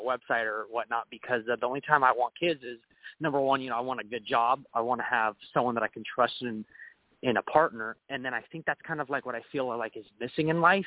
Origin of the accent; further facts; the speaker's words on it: Guam; because we're from Guam